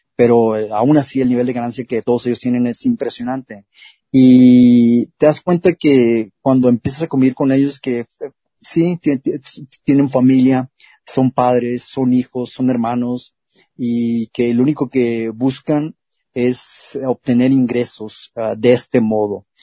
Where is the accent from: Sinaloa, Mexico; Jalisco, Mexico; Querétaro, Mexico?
Sinaloa, Mexico; Culiacán; En Culiacán, Sinaloa, de donde yo soy originario